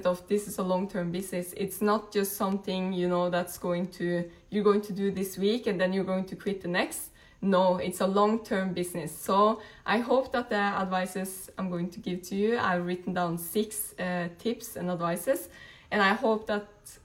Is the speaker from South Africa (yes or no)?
no; Norway; moved away; I'm originally from Norway.